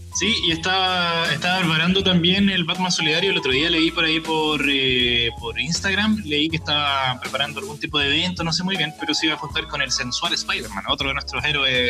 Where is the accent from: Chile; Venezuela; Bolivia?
Chile; lo guático que somos los chilenos